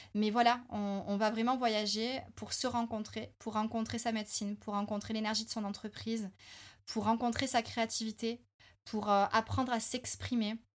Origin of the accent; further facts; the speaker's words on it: France; en tant que bon français